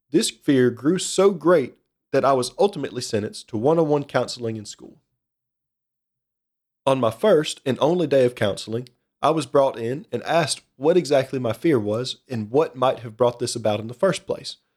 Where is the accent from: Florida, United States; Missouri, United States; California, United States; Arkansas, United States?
Missouri, United States; Kirkwood; accent: slight Midwestern; little town called Kirkwood, Missouri, just outside of St. Louis. How, then, you might ask, does my accent sound like I was raised in the middle of the woods in rural who knows where?